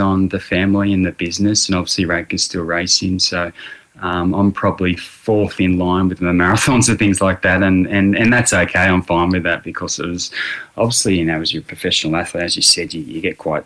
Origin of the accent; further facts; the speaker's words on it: Wagga Wagga, New South Wales, Australia; also born or lived in Temora; I was born in Tamora, which is about 100k down the road from here, and grew up in Wagga